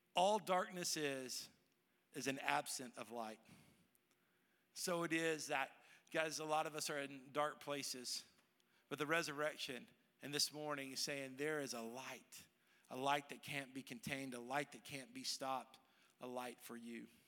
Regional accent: Dallas, Texas, United States; moved away as an adult; now in Tennessee, United States; I grew up in Dallas

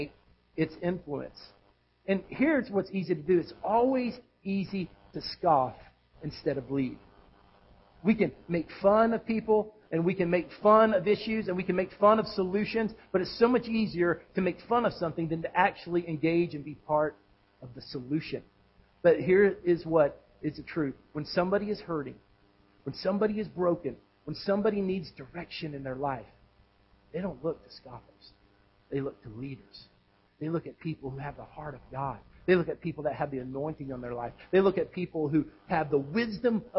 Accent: Texas, United States; moved away as an adult; now in Tennessee, United States; I grew up in Texas, and in Texas we have a lot of sandy soil

